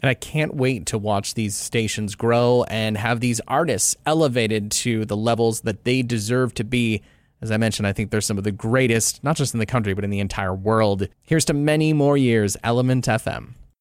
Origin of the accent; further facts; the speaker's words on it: Port Hope, Ontario, Canada; also born or lived in Toronto / Manitoulin Island; now in Ottawa, Canada; I was born in Toronto and raised in a small town called Port Hope